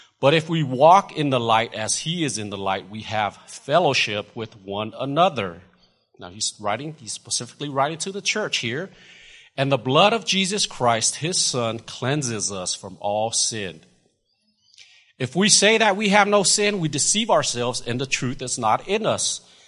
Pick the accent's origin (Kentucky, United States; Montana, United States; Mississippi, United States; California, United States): California, United States; now in Lubbock, United States; because, you know, we're from California, and we had an opportunity to go to much better looking places than Lubbock, Texas.